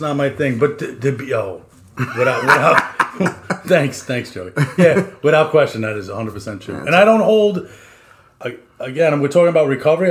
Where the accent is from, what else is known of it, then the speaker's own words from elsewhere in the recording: Long Island, New York, United States; We are two jackasses from Long Island